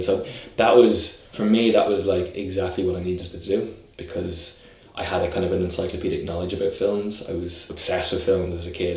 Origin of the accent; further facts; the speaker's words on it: Dublin, Leinster, Ireland; I grew up initially in Raheny on the north side, and then we moved to Clontarf, and then we moved to Drumcondra, which is where I'm now living